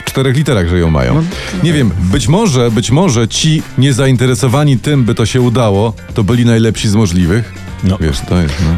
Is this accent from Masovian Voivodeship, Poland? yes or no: no; Podkarpacie, Subcarpathian Voivodeship, Poland; u mnie na Podkarpaciu